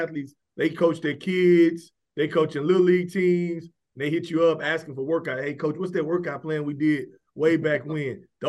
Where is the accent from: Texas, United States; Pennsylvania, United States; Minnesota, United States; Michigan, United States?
Texas, United States; Houston; I'm from Houston, Texas.